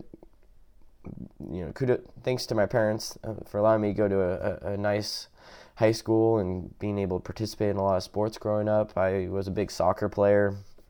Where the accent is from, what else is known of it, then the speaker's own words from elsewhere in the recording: University Place, Washington, United States; moved away; we moved from one Washington to the other, which I grew up in University Place, Washington